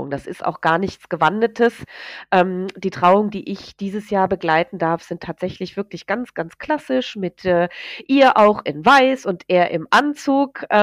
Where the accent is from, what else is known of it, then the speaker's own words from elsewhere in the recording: Hesse, Germany; Wir kommen hier aus dem Hessenland, ne?